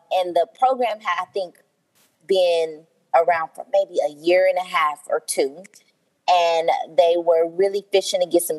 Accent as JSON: {"language": "English", "town": "Kansas City", "country": "United States", "tie": "born or raised there", "said": "Grew up in Kansas City, been here all my life, except when I went off to college"}